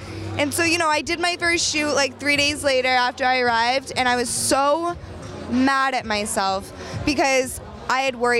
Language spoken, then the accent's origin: English; New Hampshire, United States; I'm from New Hampshire.